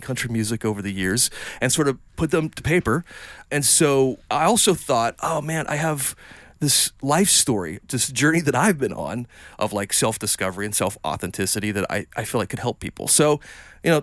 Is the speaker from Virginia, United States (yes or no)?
no; Columbia, South Carolina, United States; also born or lived in Lexington, South Carolina; I didn't have a whole lot of money growing up, but I was in Columbia, South Carolina, outskirts there, and Lexington